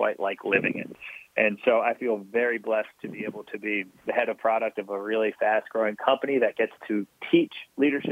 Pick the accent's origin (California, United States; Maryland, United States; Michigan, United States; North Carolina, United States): Maryland, United States; now in West Coast, United States; I grew up in Maryland. I've spent time just about everywhere on the East Coast